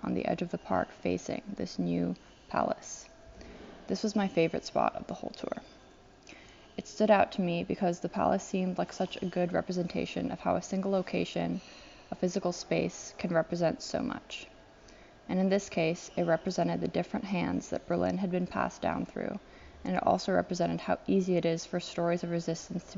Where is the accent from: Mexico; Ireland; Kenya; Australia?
Kenya; Nairobi; moved away; I grew up in Nairobi, Kenya